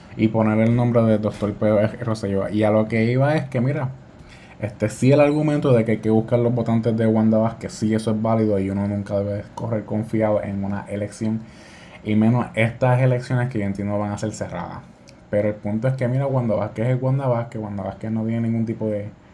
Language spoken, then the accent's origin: Spanish; Puerto Rico